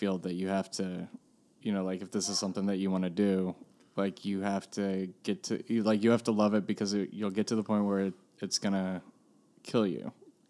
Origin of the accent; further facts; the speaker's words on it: Washington, District of Columbia, United States; I'm from Washington, D.C.